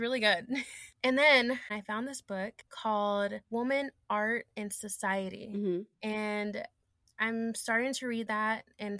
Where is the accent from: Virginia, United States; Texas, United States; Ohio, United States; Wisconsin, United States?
Texas, United States; Fort Worth; moved away as an adult; now in Dallas, United States; I'm originally from Fort Worth, Texas, but I've been living in Dallas for 7 years.